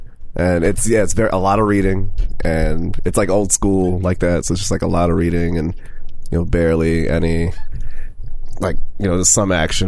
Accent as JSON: {"language": "English", "town": "Bronx", "region": "New York", "country": "United States", "tie": "born or raised there", "said": "I'm from the Bronx."}